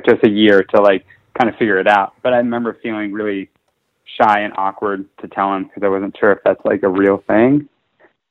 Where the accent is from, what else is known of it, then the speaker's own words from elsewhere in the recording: Kansas City, Kansas, United States; now in Los Angeles, United States; so I grew up in Kansas City, born in Kansas City, Missouri, and grew up in Kansas City, Kansas.